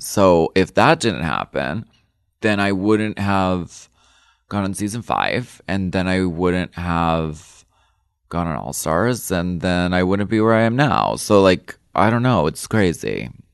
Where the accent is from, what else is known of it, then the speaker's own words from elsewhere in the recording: Erie, Pennsylvania, United States; moved away; I come from Erie, Pennsylvania, and we were very much, like, a working class family. Dad worked in the machine shop